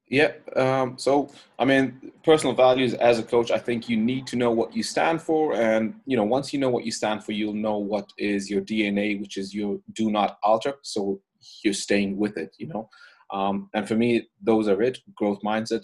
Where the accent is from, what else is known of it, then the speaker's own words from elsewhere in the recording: Ireland; moved away; I'm originally from Ireland. Um, I grew up there